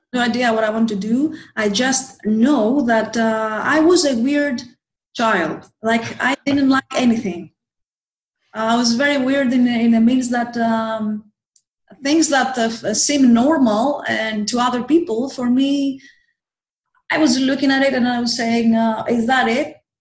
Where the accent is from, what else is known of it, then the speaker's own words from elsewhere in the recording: Athens, Attica, Greece; also born or lived in Thessaloniki, Greece; I came back to Athens because I am from Athens, Greece, the capital of Greece